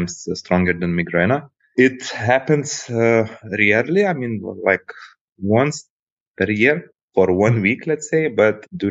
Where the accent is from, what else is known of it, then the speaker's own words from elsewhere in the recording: Lithuania; Originally, by the way, I'm from Lithuania